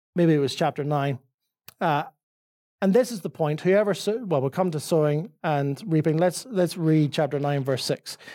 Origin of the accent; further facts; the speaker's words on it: Northern Ireland, United Kingdom; accent: Northern Irish; now in Dublin, Ireland; my Northern Irish accent